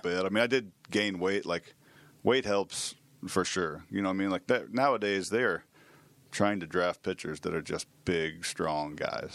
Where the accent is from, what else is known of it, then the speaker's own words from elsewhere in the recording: Manhattan, Kansas, United States; born and raised here in Manhattan